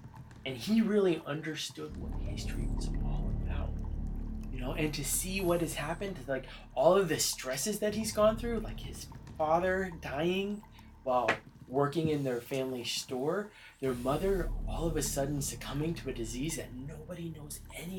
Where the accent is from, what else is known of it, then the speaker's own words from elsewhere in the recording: Texas, United States; I am from Texas.